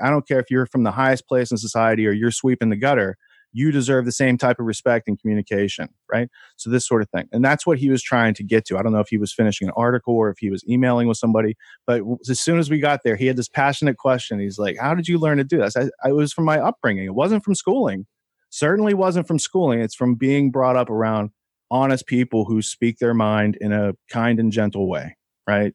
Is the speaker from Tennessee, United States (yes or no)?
no; Beaver, Pennsylvania, United States; moved away; also born or lived in New York City; I grew up outside Pittsburgh